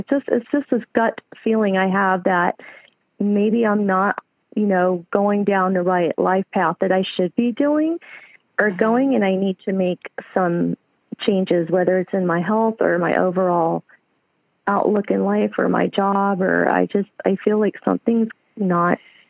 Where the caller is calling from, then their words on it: Lancaster, California, United States; I'm calling from Lancaster, California. It's about an hour south of L.A.